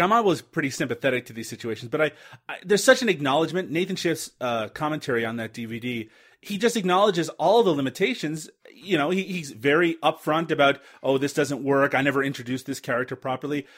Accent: Canada; I'm Canadian.

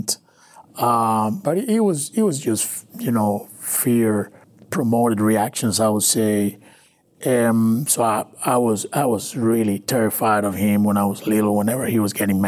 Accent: Maracaibo, Zulia, Venezuela; English is a second language; moved away as an adult; also born or lived in Valencia, Venezuela / Colombia; now in Houston, United States; My family's from Colombia, but I'm born and raised in Venezuela

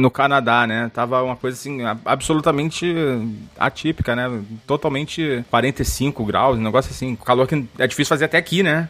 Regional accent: Rio de Janeiro, Brazil; Eu, como bom carioca que sou

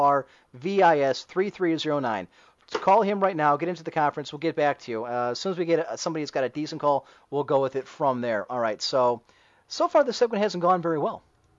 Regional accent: United Kingdom; Well, I would, but I'm British.

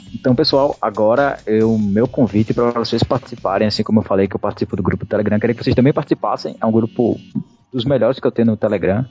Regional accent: Maceió, Alagoas, Brazil; eu sou aqui de Maceió, Alagoas

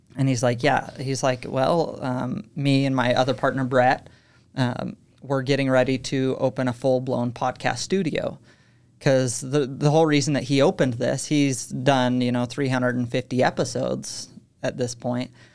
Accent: Utah, United States; also born or lived in Texas; I was born in Texas, um, but I moved when I was three, grew up most of my life here in Utah, so I'd consider myself Utah

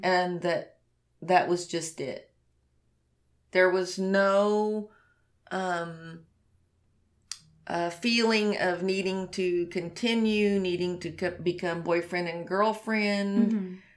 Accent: the Bible Belt, United States; I'm from the Bible Belt.

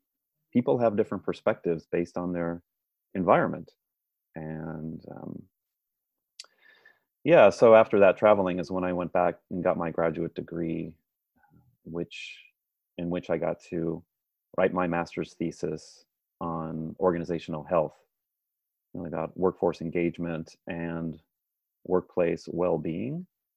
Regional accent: San Francisco, California, United States; But as you said, yes, I'm from San Francisco originally, but I actually moved around quite a bit and went and earned my engineering degree at Georgia Institute of Technology in Atlanta, Georgia.

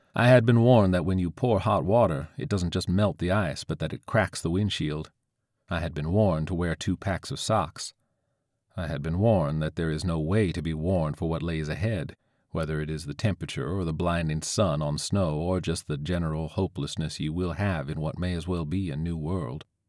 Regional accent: St. Petersburg, Florida, United States; where I grew up in Saint Pete, facing Bayside

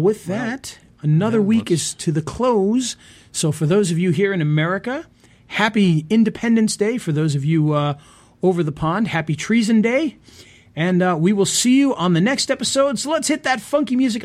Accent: Rhode Island, United States; I'm from Rhode Island.

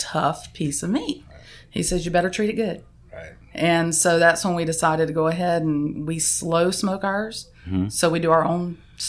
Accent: Georgia, United States; moved away as an adult; also born or lived in Florida; now in San Diego, United States; We're from Georgia.

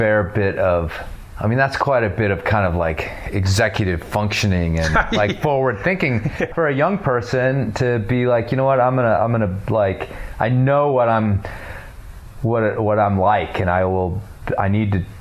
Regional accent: Libertyville, Illinois, United States; now in Colorado, United States; LBV, Libertyville

